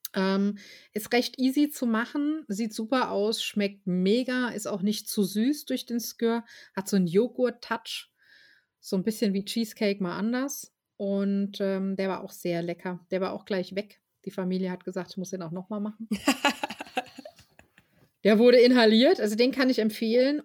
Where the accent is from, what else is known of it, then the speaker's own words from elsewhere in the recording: Germany; Deutscher, zumindest als Deutscher aus so einer Kleinstadt